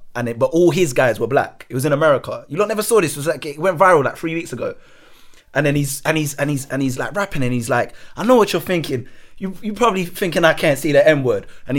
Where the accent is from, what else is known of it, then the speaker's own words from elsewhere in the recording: England, United Kingdom; My dad's black, but I don't say it because as being a mixed race person and just growing up in England, like the people I was around never really said it casually anyway.